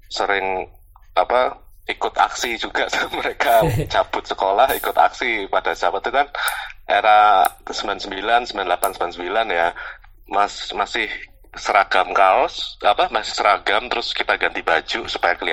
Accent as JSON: {"language": "Indonesian", "town": "Semarang", "region": "Central Java", "country": "Indonesia", "tie": "born or raised there", "also_born_or_lived": "Surabaya / Depok", "said": "tuh masa kecilku di Semarang masa kecilku di Semarang terus uh, pindah ke Surabaya SMP terus SMA di Depok selama tiga tahun terus balik ke Semarang lagi waktu kuliah di Undip"}